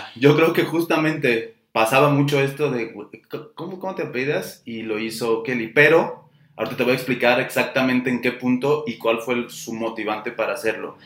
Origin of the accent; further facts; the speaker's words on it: Guadalajara, Jalisco, Mexico; los que somos tapatíos